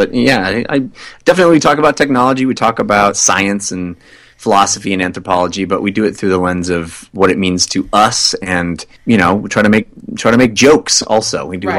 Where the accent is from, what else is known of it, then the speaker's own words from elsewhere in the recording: California, United States; Well, I grew up in Northern California where we just said, get on 605, get on get on 90, get on 242. There's no the.